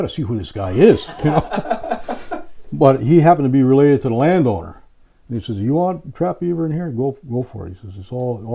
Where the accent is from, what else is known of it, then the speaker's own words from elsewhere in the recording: Connecticut, United States; moved away as an adult; now in Maine, United States; I grew up in Connecticut.